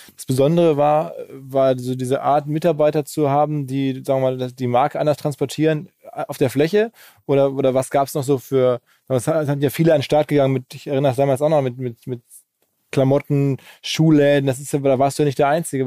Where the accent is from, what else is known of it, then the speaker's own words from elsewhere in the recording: Essen, North Rhine-Westphalia, Germany; ich bin aus Essen